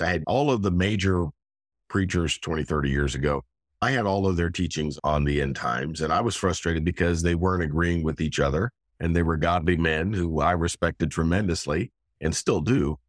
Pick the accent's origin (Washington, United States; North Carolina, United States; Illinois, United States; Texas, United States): Washington, United States; Gig Harbor; moved away as an adult; also born or lived in Tacoma, Washington / Los Angeles; now in Pittsburgh, United States; born and raised in Gig Harbor, Washington, a small town